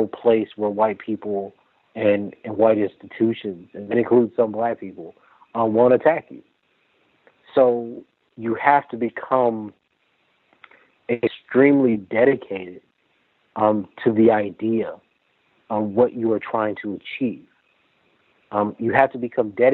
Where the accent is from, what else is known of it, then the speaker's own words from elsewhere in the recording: Lake Charles, Louisiana, United States; I'm from Lake Charles, Louisiana